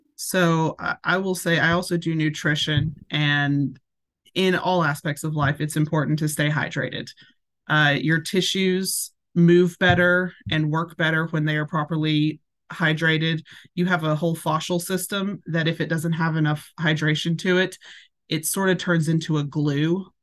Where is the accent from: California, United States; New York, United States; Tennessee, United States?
Tennessee, United States; Hendersonville; now in Portland, United States; I was raised in Hendersonville, just right on the outskirts of it.